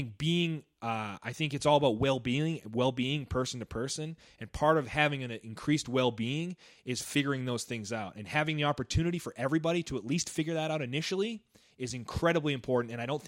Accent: Maine, United States; I'm from Maine, man. It's like bad shit. Bad school system there.

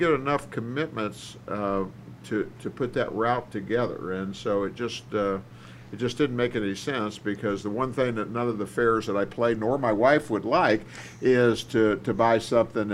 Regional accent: Miami, Florida, United States; moved away; I grew up in Miami, Florida

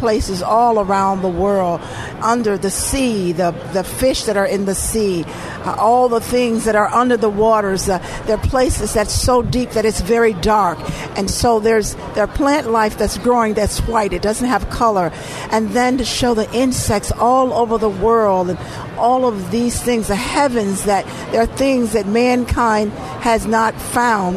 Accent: Eden, Mississippi, United States; now in Chicago, United States; I was born in Mississippi. I was born in a very small town called Eden, Mississippi.

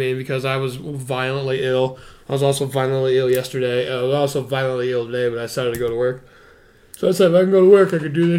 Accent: United Kingdom; I'm British.

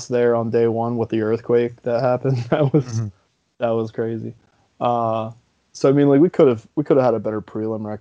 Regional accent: New Jersey, United States; I'm from New Jersey

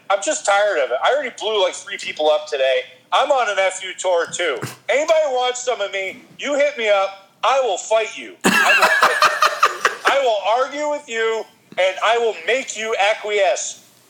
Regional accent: Worcester, Massachusetts, United States; moved away as an adult; now in Los Angeles, United States; I'm from Worcester.

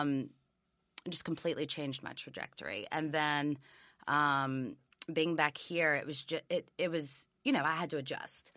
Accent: Memphis, Tennessee, United States; also born or lived in Raleigh, Memphis / Germantown, Tennessee; I am Memphis born and bred

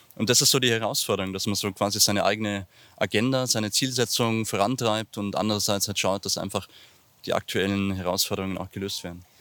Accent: Ingolstadt, Bavaria, Germany; ich komme aus Gerolfing, bin gebürtiger Ingolstädter, in der Maulklinik geboren und eben in Gerolfing äh, in den Kindergarten gegangen, in die Schule gegangen

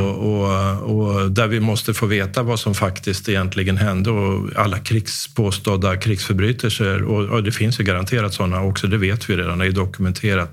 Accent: Sweden; hur vi har det här hemma i Sverige.

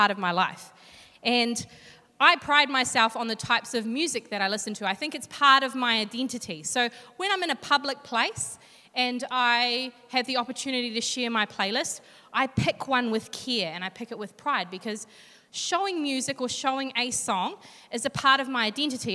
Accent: Hastings, Hawke's Bay, New Zealand; now in Hamilton, New Zealand; But I grew up in Hawke's Bay in a little suburb called Flaxmere.

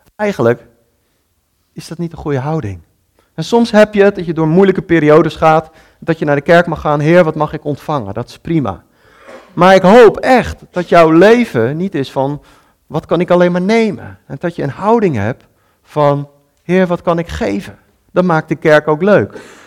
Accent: Netherlands; als Nederlanders

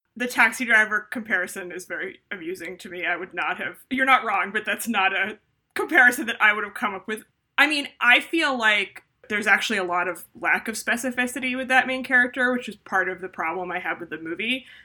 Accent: Northeast, United States; the Northeast where I'm from in America

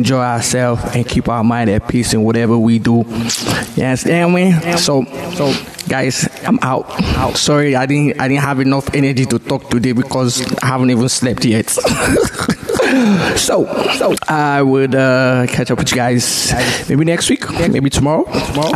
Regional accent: Nigeria; moved away; the marketplace in Nigeria that I grew up.

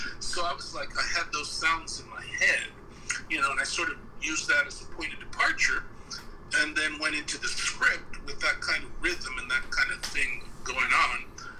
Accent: New York, United States; now in Los Angeles, United States; Because I came to LA. So I came from New York. Mm-hmm. So by the time I hit LA, I was all New Yorker.

